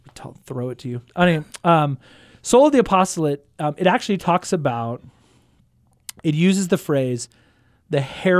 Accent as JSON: {"language": "English", "town": "Houston", "region": "Texas", "country": "United States", "tie": "born or raised there", "lives_now": "Stillwater, United States", "said": "Houston, Texas, the fourth largest city in the United States."}